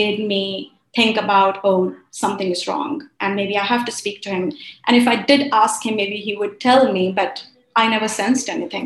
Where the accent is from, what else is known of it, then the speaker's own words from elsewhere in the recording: India; moved away as an adult; also born or lived in Kuwait / Middle East; I was born in Kuwait. Then we moved to India during the war.